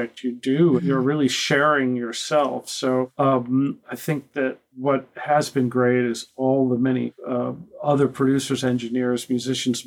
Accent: Boston, Massachusetts, United States; I grew up in Boston and would always, as a kid, go to Boston Symphony Hall

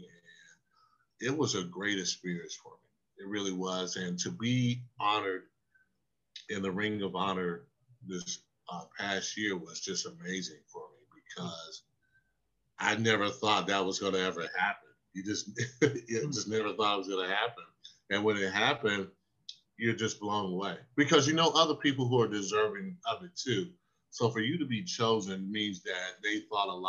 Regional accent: South Carolina, United States; I grew up in South Carolina

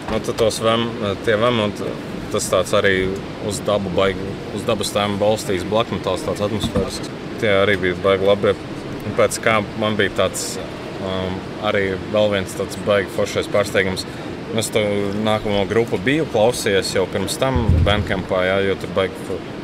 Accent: Latvia; mēs esam vienīgie latvieši.

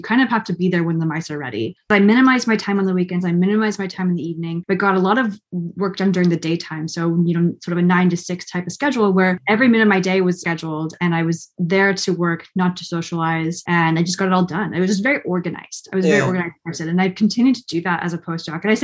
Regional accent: Oregon, United States; moved away; I'm from Oregon originally, which is, you know, the west side of the United States, with lots of mountains and forests. And so I grew up camping and hiking.

